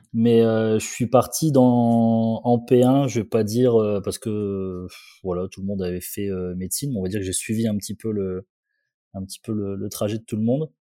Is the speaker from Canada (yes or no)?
no; Condé-sur-l'Escaut, Hauts-de-France, France; Je suis né à Condé-sur-Escaut. C'est une petite ville à un quart d'heure de Valenciennes